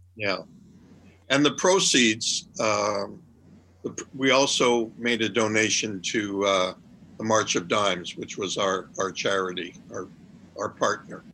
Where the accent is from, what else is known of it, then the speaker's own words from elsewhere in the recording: Montreal, Quebec, Canada; moved away as an adult; also born or lived in New York / Toronto; I'm originally from Montreal